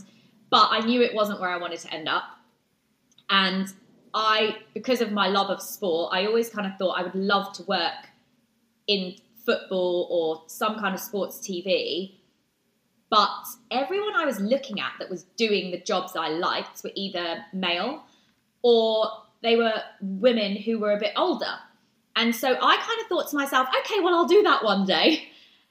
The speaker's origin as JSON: {"language": "English", "town": "Brighton", "region": "South East England", "country": "United Kingdom", "tie": "born or raised there", "said": "in Brighton, which is my hometown."}